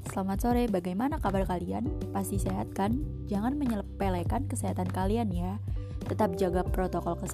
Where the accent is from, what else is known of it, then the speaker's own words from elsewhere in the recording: Salatiga, Central Java, Indonesia; Oh iya, perkenalkan … asalku dari Salatiga. Salam kenal dari aku ya.